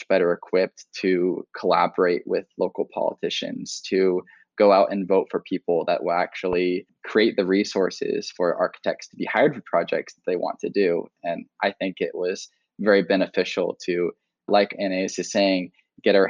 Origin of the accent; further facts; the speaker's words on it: North Carolina, United States; moved away as an adult; I had just moved out of my hometown in North Carolina, where my family had been adversely affected by Hurricane Florence.